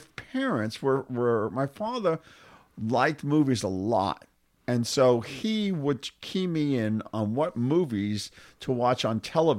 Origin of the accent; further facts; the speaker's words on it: Jersey City, New Jersey, United States; And so I was in the tri-state area.